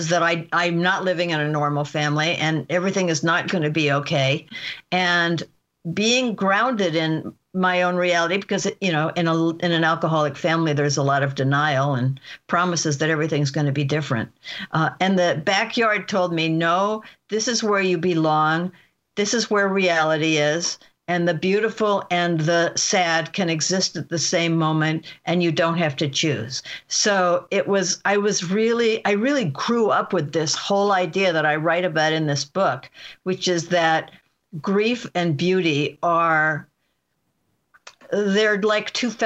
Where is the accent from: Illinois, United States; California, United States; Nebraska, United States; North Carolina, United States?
Nebraska, United States; Omaha; I grew up in Omaha, Nebraska